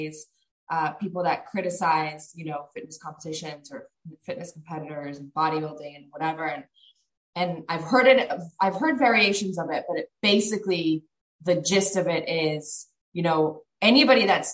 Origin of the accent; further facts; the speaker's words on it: Miami, Florida, United States; We lived in Miami at the time